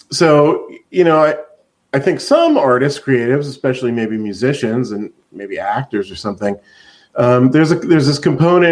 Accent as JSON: {"language": "English", "town": "Reading", "region": "Pennsylvania", "country": "United States", "tie": "born or raised there", "also_born_or_lived": "Los Angeles", "moved": "as an adult", "lives_now": "Seattle, United States", "said": "I grew up in Pennsylvania, in Reading, Pennsylvania"}